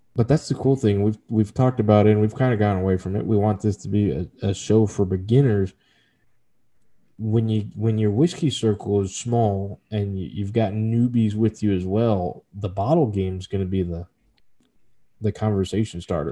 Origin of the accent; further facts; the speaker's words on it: Texas, United States; my home state